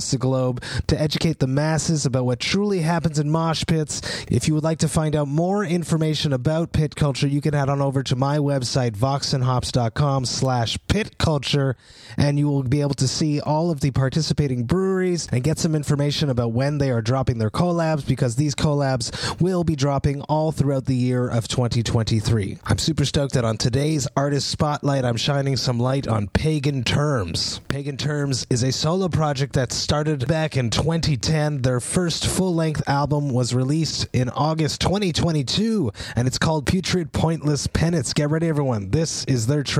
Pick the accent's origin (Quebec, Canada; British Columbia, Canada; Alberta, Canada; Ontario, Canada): Quebec, Canada; Montreal; my hometown of Montreal